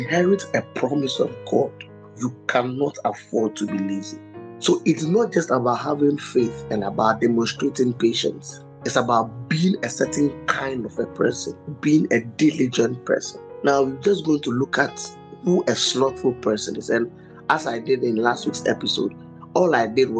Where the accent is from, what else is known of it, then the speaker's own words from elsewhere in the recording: Ghana; I'm a Ghanaian